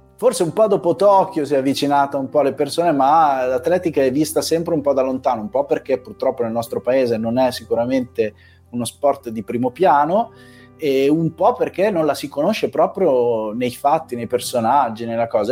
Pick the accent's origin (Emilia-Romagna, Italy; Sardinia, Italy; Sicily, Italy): Emilia-Romagna, Italy; Faenza; qui a Faenza